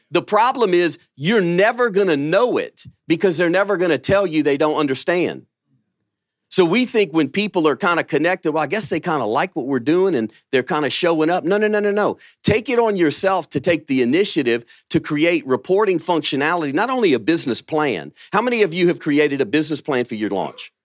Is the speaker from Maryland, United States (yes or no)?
no; Louisiana, United States; now in Birmingham, Alabama, United States; I'm from Louisiana